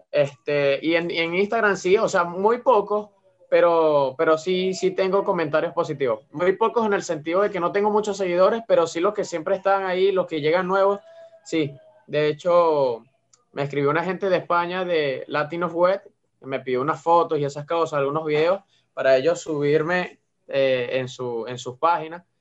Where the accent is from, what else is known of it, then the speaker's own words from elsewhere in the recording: Venezuela; de que soy venezolano y que se sientan orgullosas de que, de que yo esté aquí dando amor a toda Venezuela